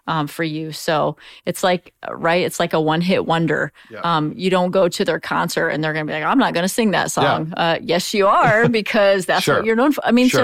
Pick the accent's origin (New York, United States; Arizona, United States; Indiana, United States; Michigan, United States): Indiana, United States; Auburn; from DeKalb County. And they'd go, oh, where's that? And I'd say Auburn, Indiana.